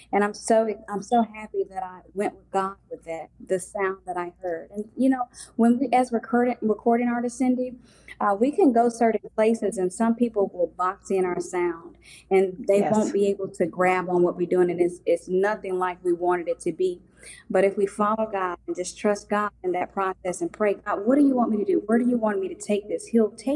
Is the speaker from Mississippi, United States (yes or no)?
yes; Mississippi, United States; I'm from Mississippi